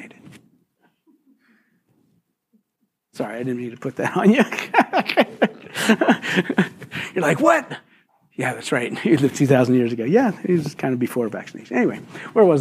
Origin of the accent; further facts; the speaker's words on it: Philadelphia, Pennsylvania, United States; moved away; I was born and raised in Philly